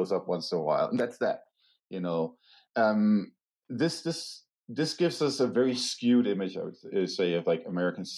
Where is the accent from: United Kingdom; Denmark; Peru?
Denmark; moved away; my home country, Denmark